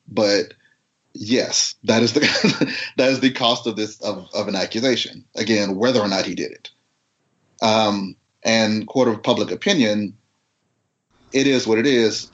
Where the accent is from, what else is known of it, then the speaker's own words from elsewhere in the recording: United States; growing up in America, being a black guy growing up in America